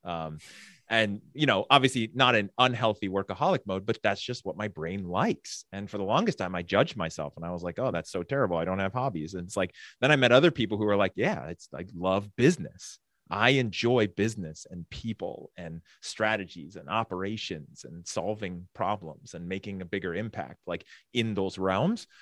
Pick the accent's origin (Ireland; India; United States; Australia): United States; San Francisco Bay Area, California; growing up in the San Francisco Bay Area in the eighties